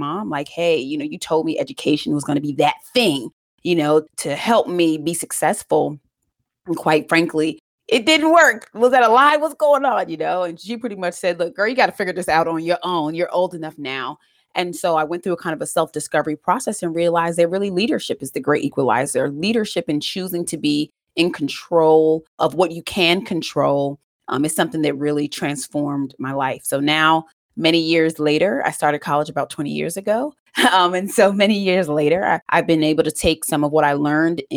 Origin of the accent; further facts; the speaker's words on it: United States; I grew up actually right outside of Washington, D.C. in a single parent household, and I am Jamaican